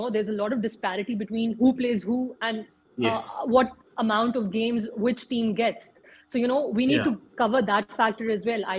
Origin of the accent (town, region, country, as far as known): Pakistan